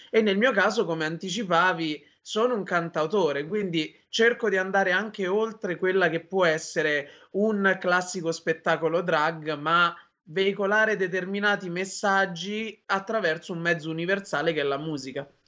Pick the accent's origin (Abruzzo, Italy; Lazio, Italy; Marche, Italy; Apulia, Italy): Lazio, Italy; province of Frosinone; moved away as an adult; now in Rome, Italy; Io sono originario della provincia di Frosinone, ma vivo da sei anni a Roma